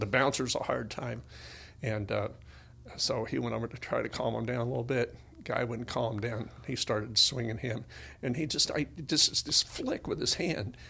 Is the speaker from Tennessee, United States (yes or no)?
yes; Tennessee, United States; I was born in Tennessee